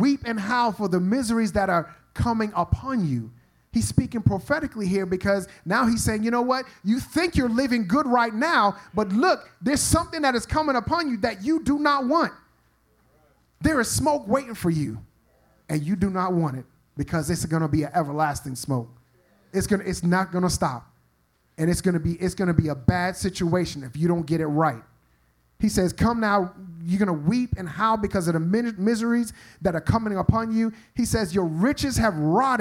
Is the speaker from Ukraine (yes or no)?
no; New York, United States; I'm from New York